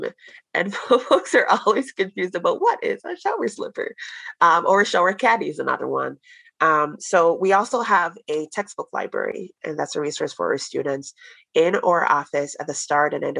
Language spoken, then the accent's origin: English; Jamaica; now in United States; I'm from Jamaica and we have a couple of Jamaican students here. It does not snow where we're from